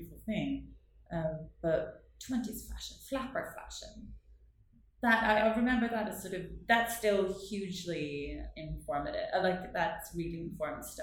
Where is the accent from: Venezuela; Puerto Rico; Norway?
Norway; Northern Norway; accent: broad northern Norwegian dialect; English is a second language; moved away; my Norwegian accent is, I have a really broad dialect because I come from sort of further north